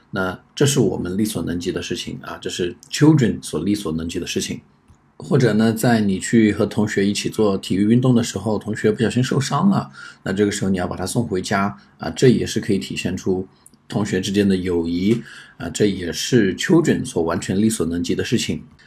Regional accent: China; 比较符合我们中国人的这种思维习惯

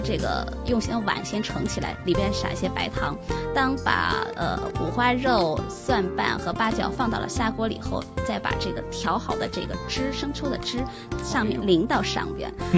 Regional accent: China; now in Australia; 我们中国人很喜欢只要这一颗

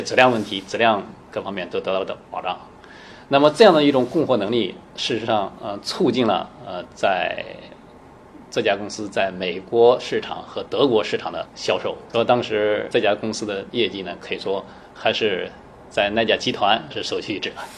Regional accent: China; moved away as an adult; also born or lived in Germany / United States; 我们中国人这个相对头脑比较灵活

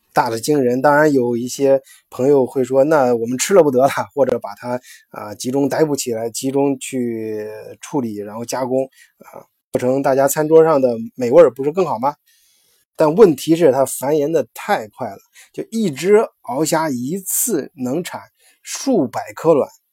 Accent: China; 我们中国人比较喜欢吃小龙虾

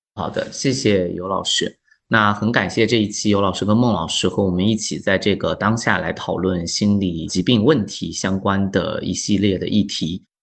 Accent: China; 我们中国人

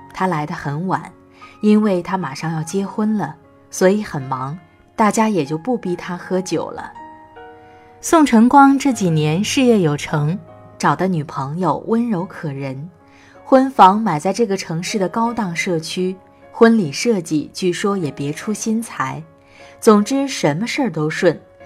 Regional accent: Northeast China, China; moved away as an adult; now in Xinyang, China; 是一位东北人，在河南信阳工作

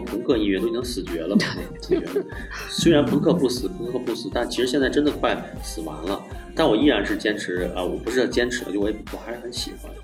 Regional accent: Shijiazhuang, Hebei, China; moved away as an adult; also born or lived in Canada; now in Beijing, China; 在那儿出生，在那儿长大，一直到大学

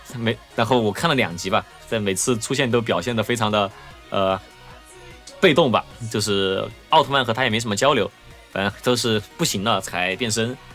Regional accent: Chengdu, Sichuan, China; 作为一个成都人

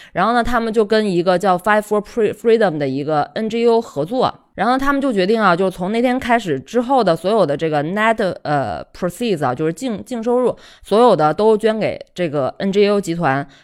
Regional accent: China; 生在心中国、长在红旗下的一枚受保护的妇女

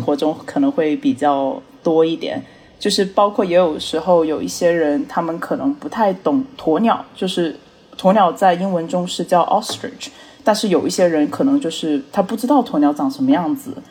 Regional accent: Johannesburg, Gauteng, South Africa; also born or lived in Pretoria / Cape Town; 我是出生在Pretoria的华裔，然后因为家人做生意的关系，我们后面是搬到了约堡，所以在约堡我是度过了我的一个幼儿园和高中时期

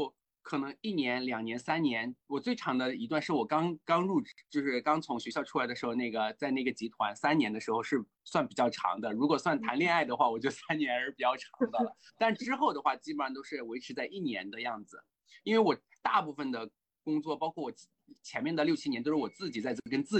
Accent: China; 虽然说我是一个信仰的人，但是我还是作为中国人，还是比较呃，在这方面还是比较保守的

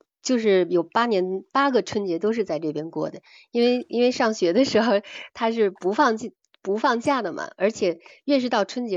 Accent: Beijing, China; 像我们我是北京人嘛，然后那个烤鸭的话，其实在这边也能买得到。

